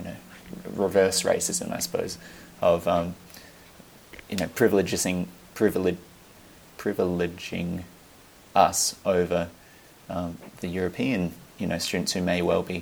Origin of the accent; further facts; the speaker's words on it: Australia; moved away as an adult; now in New Zealand; I'm Australian.